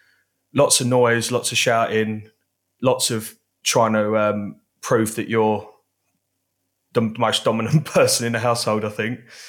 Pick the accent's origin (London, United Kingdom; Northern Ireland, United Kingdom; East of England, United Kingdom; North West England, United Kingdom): East of England, United Kingdom; Basildon; I was born in Basildon, as most great people are